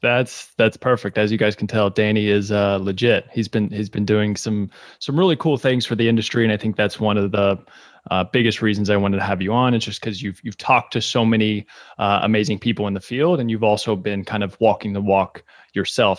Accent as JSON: {"language": "English", "region": "Kentucky", "country": "United States", "tie": "born or raised there", "moved": "yes", "lives_now": "New York City, United States", "said": "I was born and raised in Kentucky"}